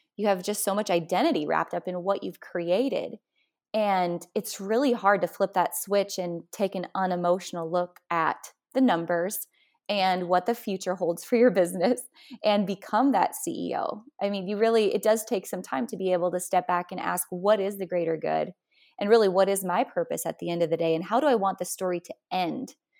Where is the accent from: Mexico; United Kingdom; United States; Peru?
United States; North Dakota; moved away; I'm from North Dakota originally, which, you know, is quite a metropolis